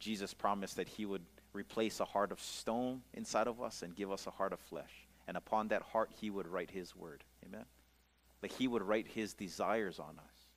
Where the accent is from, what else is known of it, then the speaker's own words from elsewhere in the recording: Pukalani, Hawaii, United States; I grew up in the Church of a Nazarene uh, church over here in Pukalani